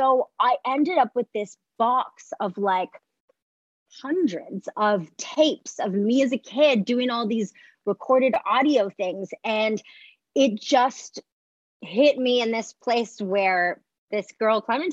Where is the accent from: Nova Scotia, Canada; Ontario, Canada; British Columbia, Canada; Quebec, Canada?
Quebec, Canada; Montreal; I'm from Montreal and you learn to speak French first there